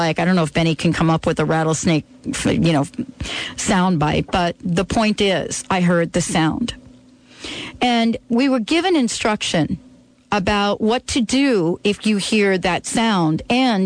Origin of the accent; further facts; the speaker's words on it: New York, United States; also born or lived in California; now in Seattle, United States; growing up in New York